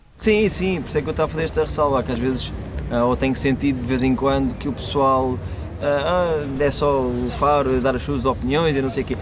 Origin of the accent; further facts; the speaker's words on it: Portugal; sou comediante, venho de Portugal